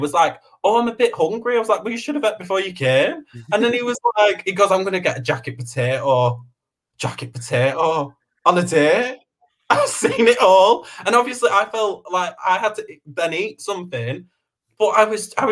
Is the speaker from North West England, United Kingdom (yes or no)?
yes; Preston, North West England, United Kingdom; I'm common. I'm from Preston